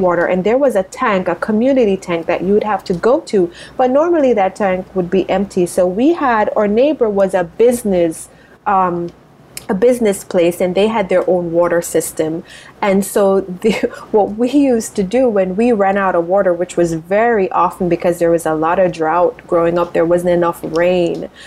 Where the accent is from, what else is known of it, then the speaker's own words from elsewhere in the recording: Spur Tree, Manchester, Jamaica; now in United States; I grew up in rural Jamaica, so a town, a, a city called Manchester, a little town called Spur Tree